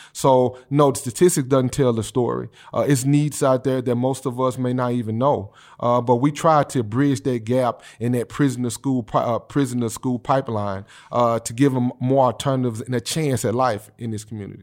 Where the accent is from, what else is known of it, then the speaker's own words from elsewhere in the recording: Memphis, Tennessee, United States; I'm a guy that's, uh, homegrown. from Memphis, Tennessee. I grew up in District Eight